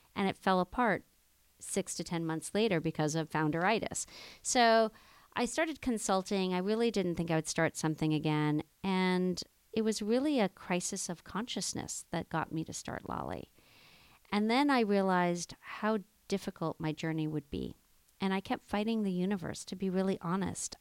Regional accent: Jamaica; I grew up in Jamaica, West Indies, in the Blue Mountains

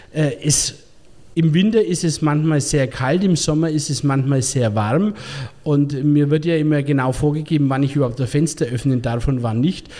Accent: Bavaria, Germany; als Bayer

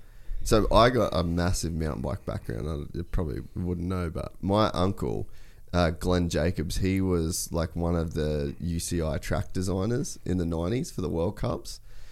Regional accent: Cairns, Queensland, Australia; So I grew up in Cairns.

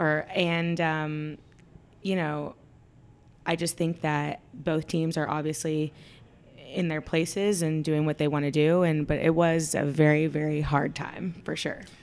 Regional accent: Dallas, Texas, United States; I'm from Dallas. I was born and raised here

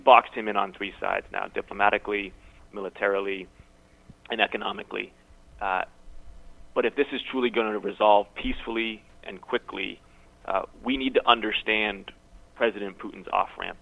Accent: Massachusetts, United States; my home state of Massachusetts

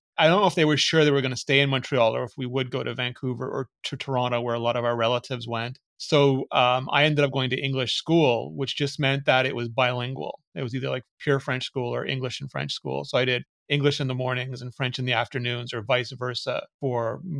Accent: Gauteng, South Africa; born there; I was born just outside Johannesburg in South Africa.

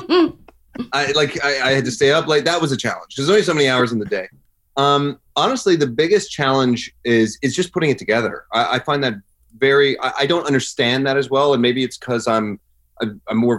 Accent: Newfoundland and Labrador, Canada; now in Los Angeles, United States; I grew up in Newfoundland, and I'm a proud Newfoundlander

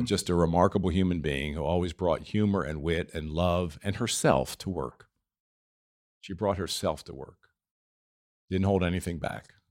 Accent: East Coast, United States; moved away; I'm from the East Coast.

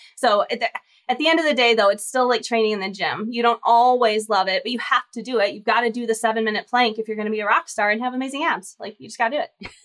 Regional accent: Michigan, United States; moved away as an adult; now in Texas, United States; I'm from Michigan originally, so my O's come out when I get really excited, but I've been in Texas for the last 12 years, so I have this kind of odd y'all

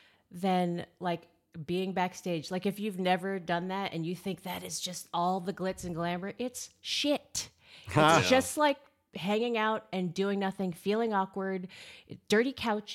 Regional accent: Mill Valley, California, United States; I mean, I grew up in Mill Valley. grew up in Mill Valley. Lots of rock stars there, …, all the stuff.

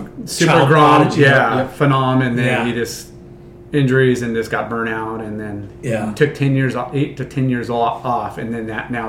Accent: Huntington Beach, California, United States; I grew up here in Huntington. I went to Huntington High.

